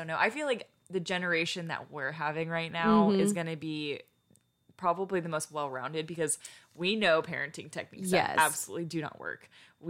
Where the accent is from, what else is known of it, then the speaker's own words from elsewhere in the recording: Houston, Texas, United States; now in The Woodlands, United States; I live in the Woodlands. I'm from Houston.